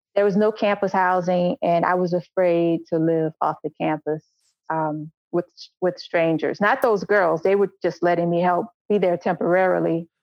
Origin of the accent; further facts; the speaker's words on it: New Orleans, Louisiana, United States; moved away as an adult; also born or lived in Los Angeles / Macon; now in Chicago, United States; I needed to leave New Orleans. I had to get out of New Orleans. Like I could not I was that person who was not going to live in my hometown